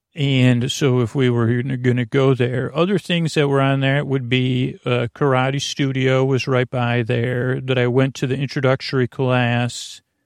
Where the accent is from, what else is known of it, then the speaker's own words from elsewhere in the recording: Syracuse, New York, United States; growing up in Syracuse, New York, that was the center of my world